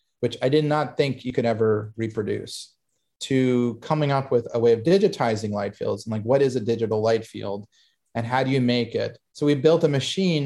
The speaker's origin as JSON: {"language": "English", "town": "Hollywood", "region": "Florida", "country": "United States", "tie": "born or raised there", "said": "that place was where I grew up in Hollywood."}